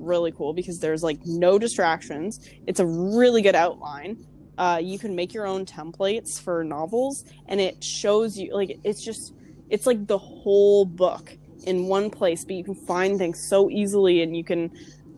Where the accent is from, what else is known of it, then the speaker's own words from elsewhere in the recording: Canada; I'm from Canada